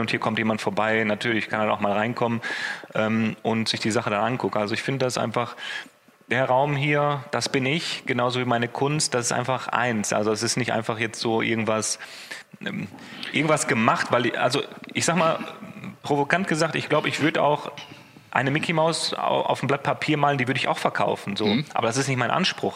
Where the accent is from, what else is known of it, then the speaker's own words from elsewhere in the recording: Essen, North Rhine-Westphalia, Germany; also born or lived in Düsseldorf; ich bin in Essen geboren, ich bin hier aufgewachsen